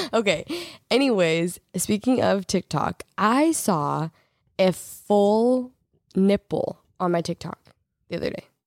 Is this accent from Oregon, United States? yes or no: yes; Oregon, United States; we're from Oregon